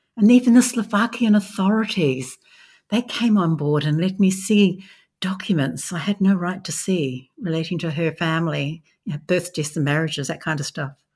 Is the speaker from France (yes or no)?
no; Australia; I'm an Australian